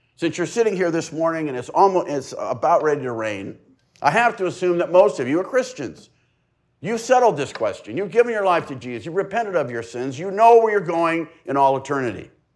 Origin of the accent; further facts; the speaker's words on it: La Mesa, California, United States; I've lived in East County for seventy years. This has been my home address for seventy years. I mean, I've gone to school other places, but I've lived, I was, I was born in La Mesa